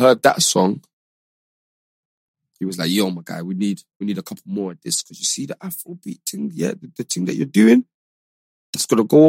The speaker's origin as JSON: {"language": "English", "region": "London", "country": "United Kingdom", "said": "I'm from London"}